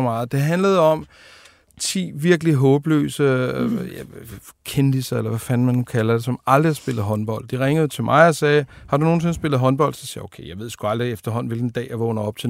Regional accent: Denmark; Født ude ved Tornby

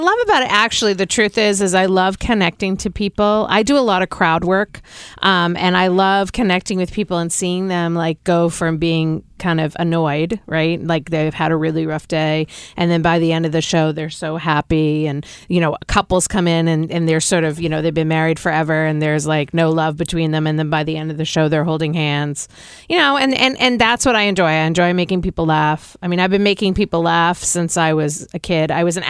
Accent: Boston, Massachusetts, United States; accent: Boston; moved away; you just heard my Boston accent.

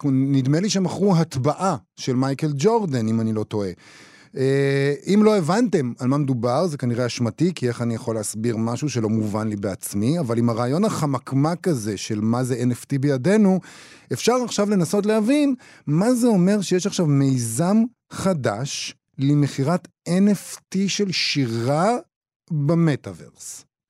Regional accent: Israel

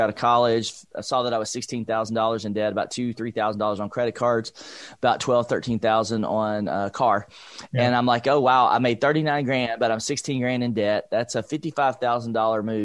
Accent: Nashville, Tennessee, United States; I grew up in East Nashville, Nashville, Tennessee, low-income family

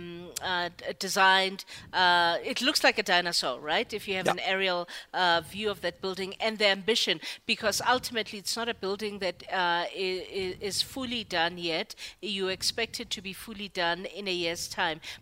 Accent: South Africa; as a South African

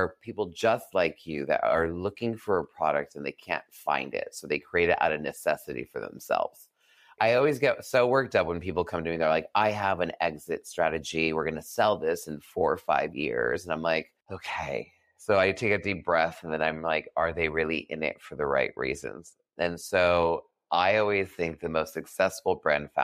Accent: New England, United States; moved away as an adult; also born or lived in New York City; now in Los Angeles, United States; I'm from New England, from the East Coast

